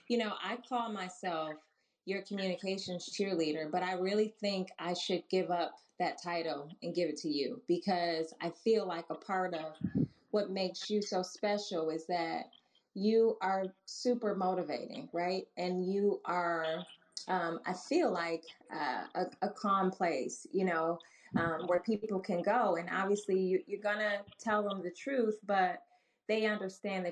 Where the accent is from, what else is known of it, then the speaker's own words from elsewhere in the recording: Milwaukee, Wisconsin, United States; I'm from Milwaukee, Wisconsin, just a couple hours up the road